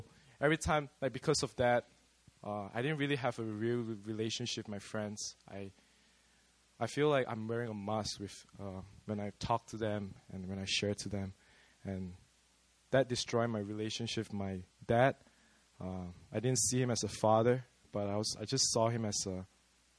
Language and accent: English; Malaysia; accent: Malaysian; now in South Korea; I'm from Malaysia, but not Malay. I'm ethnically Chinese